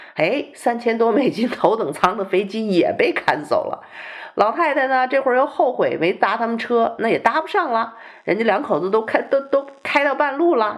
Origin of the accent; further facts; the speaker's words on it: northern China, China; now in Texas, United States; 我小的时候在中国也是生活在北方的城市